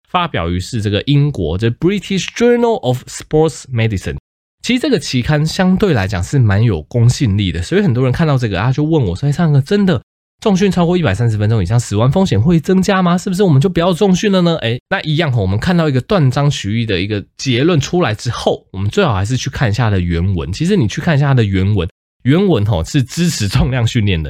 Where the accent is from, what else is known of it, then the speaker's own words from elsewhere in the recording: Taiwan; 我们台湾人